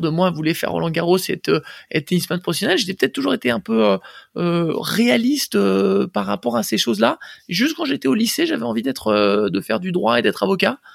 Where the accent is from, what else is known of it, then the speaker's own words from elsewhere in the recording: Boulogne-Billancourt, Île-de-France, France; also born or lived in Paris; je suis né à Paris et grandi à Boulogne euh, quasiment toute mon, euh, toute mon enfance jusqu'à mes 20 ans à peu près